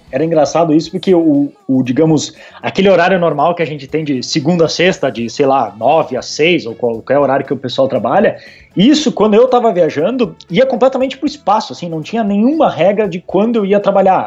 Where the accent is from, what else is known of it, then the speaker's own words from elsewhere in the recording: Brazil; moved away; por ser brasileiro